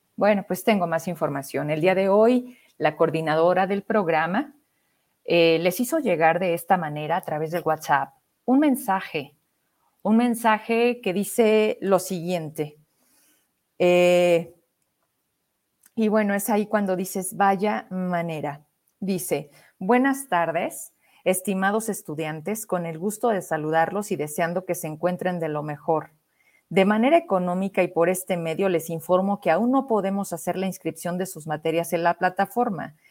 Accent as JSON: {"language": "Spanish", "town": "Fresnillo", "region": "Zacatecas", "country": "Mexico", "said": "mi tierra, en Fresnillo"}